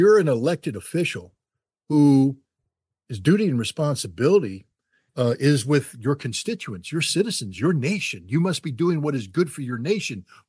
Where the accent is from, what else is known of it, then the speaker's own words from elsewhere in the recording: Germany; I grew up in Germany in the late 1970s, early 1980s.